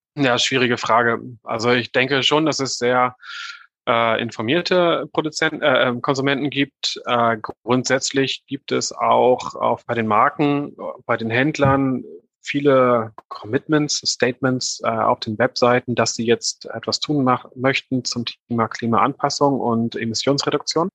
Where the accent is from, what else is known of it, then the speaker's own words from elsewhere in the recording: Northern Germany, Germany; ich bin, ich bin Norddeutscher vom Hintergrund her. Ich weiß nicht, ob man mir das äh, sehr stark anhört. Aber bei uns, wo ich herkomme, äh, ist alles flach